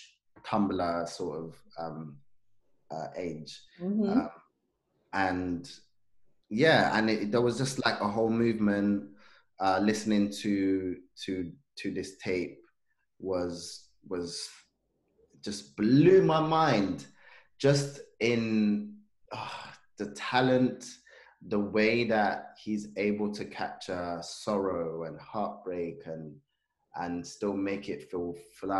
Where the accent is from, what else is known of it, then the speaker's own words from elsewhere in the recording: London, United Kingdom; also born or lived in Zanzibar; I grew up in Peckham